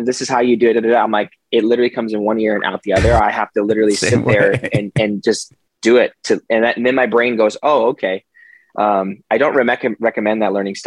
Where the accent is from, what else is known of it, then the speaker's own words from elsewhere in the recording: Park City, Utah, United States; moved away as an adult; also born or lived in Manhattan, New York / California; I was born in Manhattan in New York, and then we moved, my family moved to Park City, Utah, which is like a ski town in the mountains in Utah. Mm-hmm. It's pretty nice. Nice place to grow up